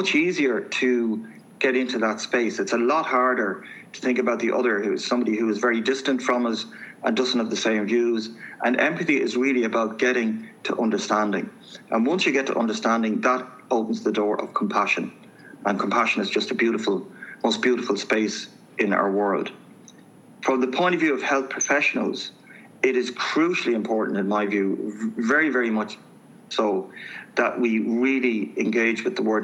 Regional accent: Dublin, Leinster, Ireland; I grew up, I'm from Manor Street, inner city Dublin, youngest of a very large family

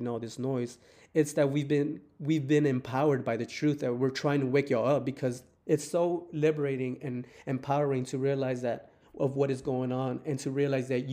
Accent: Texas, United States; I'm from Texas

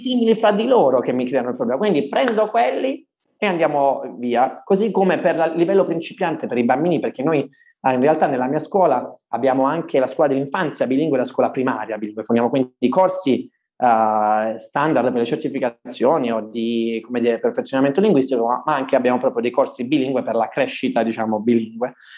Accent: Ireland; now in Italy; essendomi trasferito insomma da giovane in Irlanda, avendo fatto le scuole in Irlanda e così via, sono considerato madrelingua, mm-hmm. uh, proprio, sono irlandese

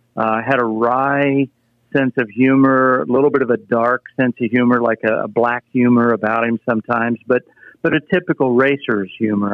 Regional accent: Anderson, Indiana, United States; I grew up near Anderson, Indiana

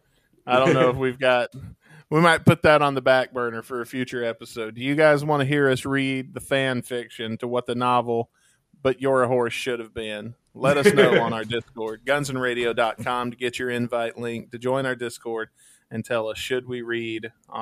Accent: Mississippi, United States; Mississippi, my homeland, is Piggly Wiggly. Mississippi, my home state

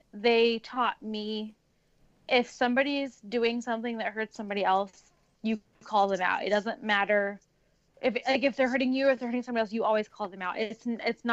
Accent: United States; I'm brown and I'm from America

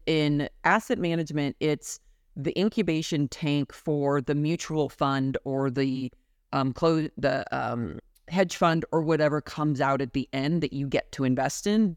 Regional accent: Denver, Colorado, United States; moved away as an adult; also born or lived in Arizona; my hometown of Denver

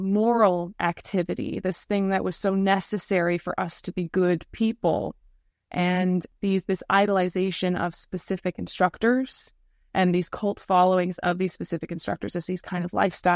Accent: United States; moved away; My parents are British, but I grew up in America

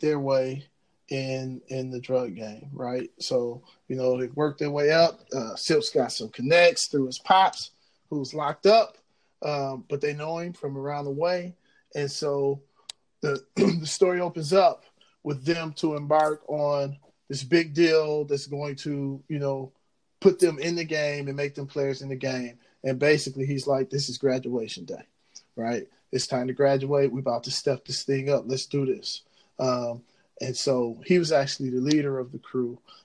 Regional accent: Ecorse, Michigan, United States; I'm from Ecorse, which is right outside of Detroit

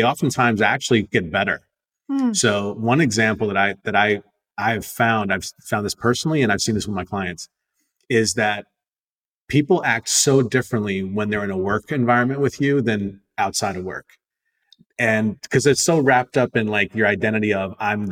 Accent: United States; I'm Indian American. I was born and raised here, but like my parents from India

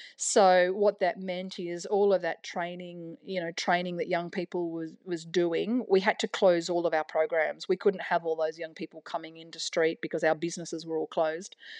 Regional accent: New South Wales, Australia; also born or lived in Canberra; now in Melbourne, Australia; I'm from New South Wales originally

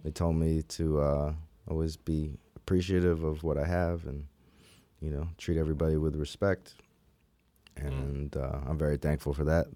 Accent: Philadelphia, Pennsylvania, United States; I was born in Philadelphia. Okay. Uh, Society Hill area

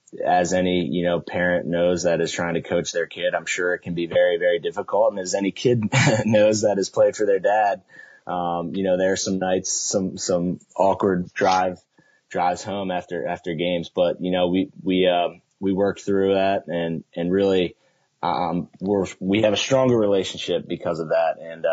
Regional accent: Baltimore, Maryland, United States; now in North Carolina, United States; growing up in Baltimore was important for me because there, you know, lacrosse is such a big deal.

